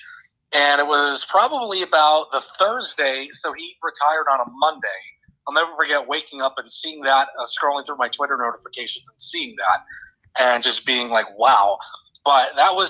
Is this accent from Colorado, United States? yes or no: no; Littleton, Massachusetts, United States; moved away as an adult; now in Bowling Green, United States; I grew up in Massachusetts, Littleton, Massachusetts